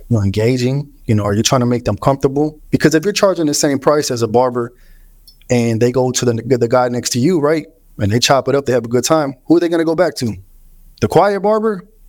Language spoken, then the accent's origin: English; Houston, Texas, United States; My whole life, bro. Grew up in Houston